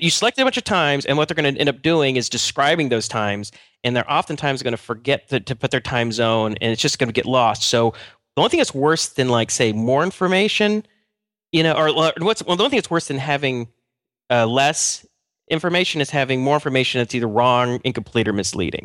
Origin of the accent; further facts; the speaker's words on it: United States; I'm just American